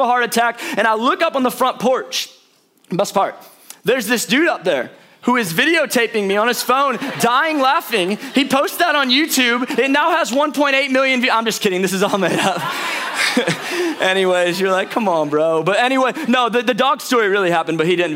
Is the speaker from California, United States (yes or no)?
no; St. Louis, Missouri, United States; moved away as an adult; now in Atlanta, United States; I was born in St. Louis, Missouri.